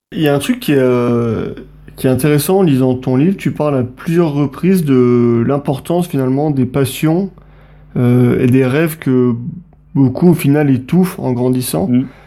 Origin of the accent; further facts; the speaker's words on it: Montluçon, Auvergne-Rhône-Alpes, France; à l'origine, en fait, euh, avec, Hugo, on vient de Montluçon, dans le centre de la mhm. France